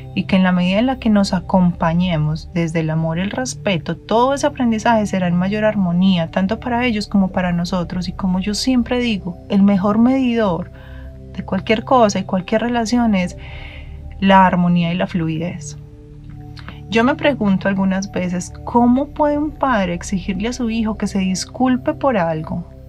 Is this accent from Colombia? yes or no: yes; Medellín, Antioquia, Colombia; como decimos en mi tierra en Medellín